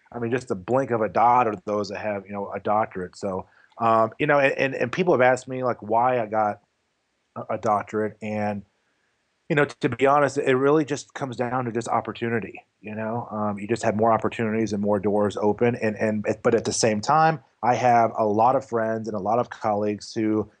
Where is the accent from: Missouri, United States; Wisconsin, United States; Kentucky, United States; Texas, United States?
Kentucky, United States; Louisville; moved away as an adult; also born or lived in New Mexico; I moved back to Louisville, Kentucky, because I'm originally from Louisville, Kentucky.